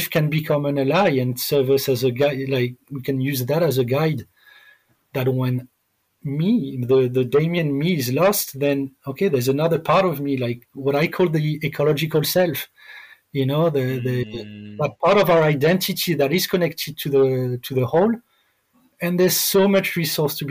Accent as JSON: {"language": "English", "country": "France", "tie": "born or raised there", "also_born_or_lived": "Thailand", "moved": "as an adult", "said": "Growing up in France"}